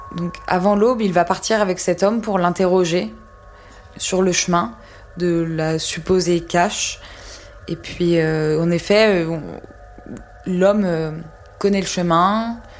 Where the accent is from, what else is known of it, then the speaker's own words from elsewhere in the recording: France; en tant que française